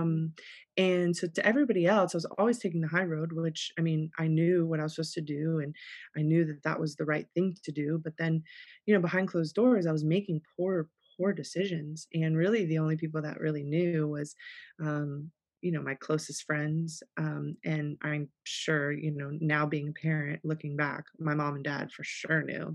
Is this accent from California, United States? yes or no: no; South Florida, United States; born and raised in South Florida